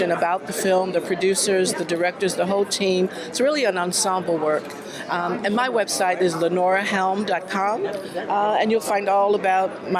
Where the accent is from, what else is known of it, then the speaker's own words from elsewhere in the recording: Chicago, Illinois, United States; where I grew up in Chicago